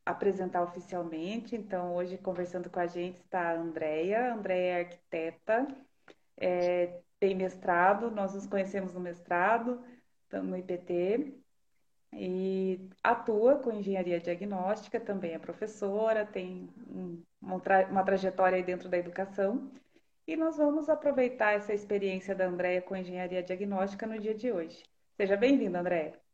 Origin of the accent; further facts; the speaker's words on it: Jaguariaíva, Paraná, Brazil; also born or lived in Sengés; now in Ponta Grossa, Brazil; minha terra natal, natal é Jaguariaíba